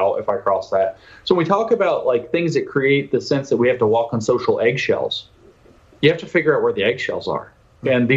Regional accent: United States; I'm an American

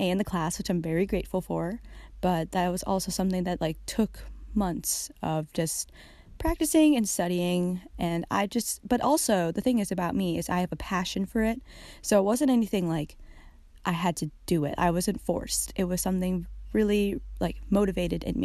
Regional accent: United States; As a girl growing up in America as a Filipino American

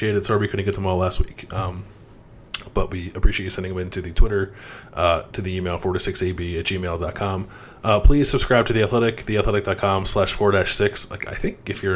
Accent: Philadelphia, Pennsylvania, United States; my favorite pizza place growing up in Philly, it was like I could walk to it from my house

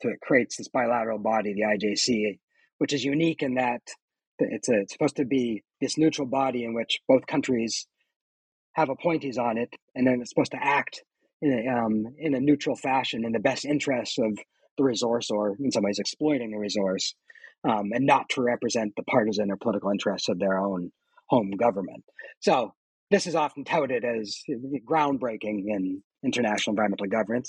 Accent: Canada; moved away as an adult; now in Michigan, United States; I'm Canadian and did all my schooling in Canada, and now now I teach in the United States

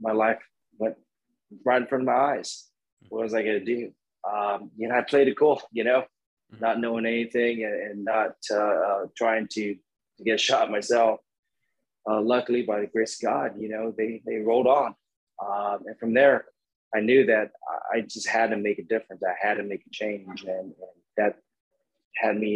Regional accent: National City, California, United States; I grew up in San Diego. It's not a good area, a little town or a little city called National City

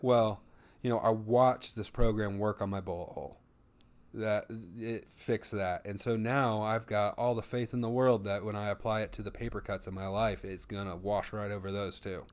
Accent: the Bible Belt, United States; we grew up in the Bible Belt

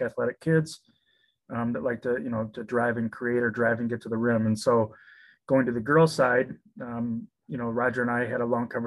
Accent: Frankenmuth, Michigan, United States; I'm from Frankenmuth

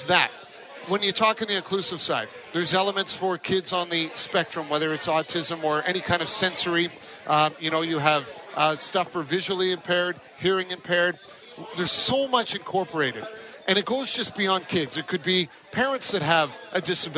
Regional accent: Newmarket, Ontario, Canada; moved away; moving back to my hometown north of Toronto in Newmarket

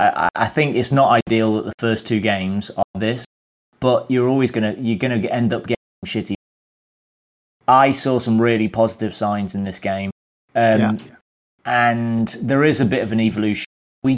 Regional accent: United Kingdom; because we're British. We like underdog.

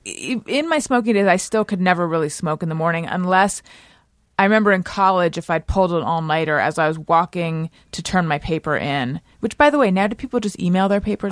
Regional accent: Orange County, California, United States; moved away as an adult; also born or lived in Oakland / New York City; now in Los Angeles, United States; I was from Orange County

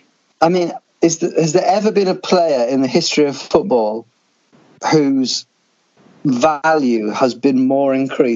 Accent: London, United Kingdom; I am recording from St. Lucia. No. also from southeast London.

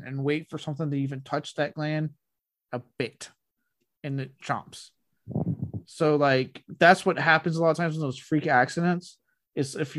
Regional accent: Blanco, Texas, United States; Even when I lived in Blanco, growing up in Blanco with the river

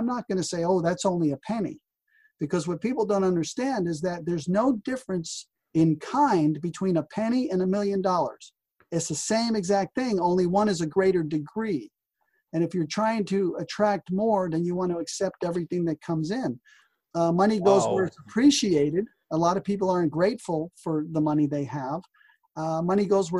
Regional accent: New Jersey, United States; even as a kid growing up in New Jersey

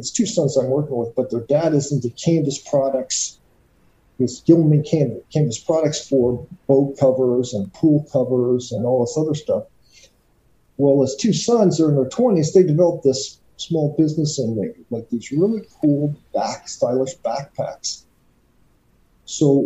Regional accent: Canada; being a kid growing up in Canada

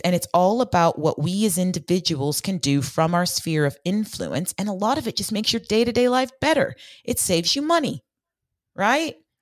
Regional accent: Bay Area, California, United States; I grew up in the Bay Area in the nineties, and my mom worked in Silicon Valley

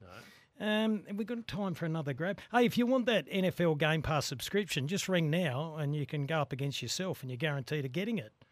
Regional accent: Australia; as an Australian

